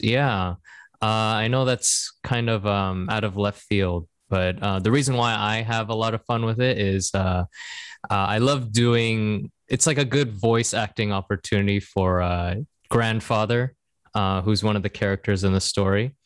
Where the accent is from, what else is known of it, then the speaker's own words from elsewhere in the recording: Seattle, Washington, United States; moved away as an adult; also born or lived in Korea; now in Japan; we're both from Seattle